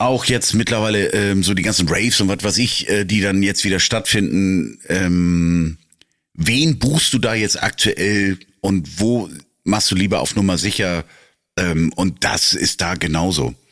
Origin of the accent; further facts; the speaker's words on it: Northern Germany, Germany; als Norddeutscher